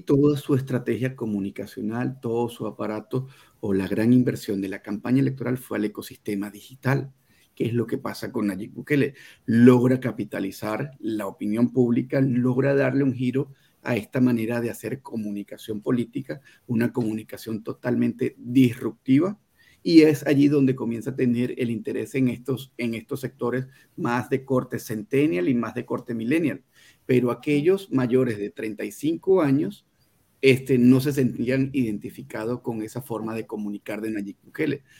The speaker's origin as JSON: {"language": "Spanish", "country": "Venezuela", "moved": "yes", "lives_now": "Mexico City, Mexico", "said": "como venezolano, tengan mucho cuidado porque vengo del futuro. Ya lo vivimos en Venezuela"}